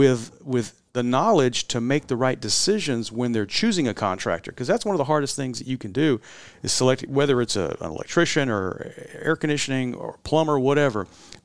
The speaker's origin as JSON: {"language": "English", "town": "San Antonio", "region": "Texas", "country": "United States", "tie": "born or raised there", "said": "Stephanie and I, just like my dad, we're born and raised in San Antonio, and we love this community."}